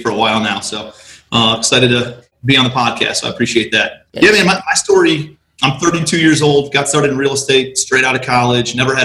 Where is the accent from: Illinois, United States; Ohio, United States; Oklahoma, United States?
Ohio, United States; Cleveland; moved away as an adult; also born or lived in New York City; I'm from Cleveland